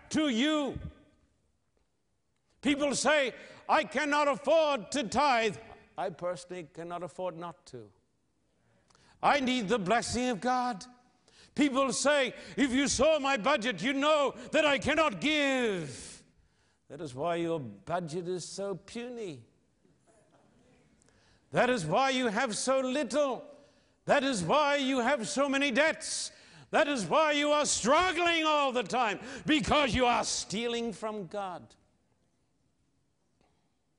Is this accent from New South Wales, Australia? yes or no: yes; Sydney, New South Wales, Australia; my hometown of Sydney